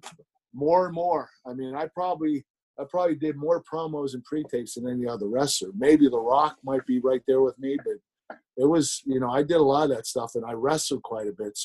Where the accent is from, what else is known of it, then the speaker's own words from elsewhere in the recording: Pittsburgh, Pennsylvania, United States; do a preconditioned promo in Pittsburgh in my hometown